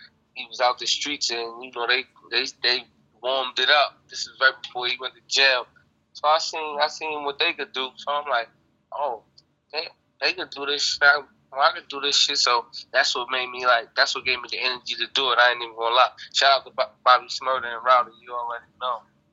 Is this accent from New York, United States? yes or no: yes; New York City, New York, United States; also born or lived in Baltimore, Maryland; From Bed-Stuy, Brooklyn